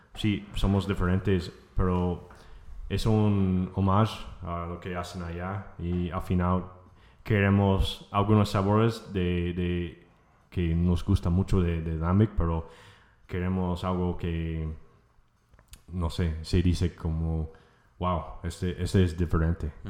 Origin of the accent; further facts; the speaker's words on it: United States; Spanish is a second language; now in Mexico; soy de Estados Unidos